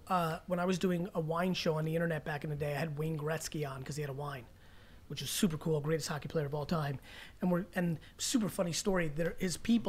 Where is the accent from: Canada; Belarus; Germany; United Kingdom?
Belarus; moved away; I was from Belarus.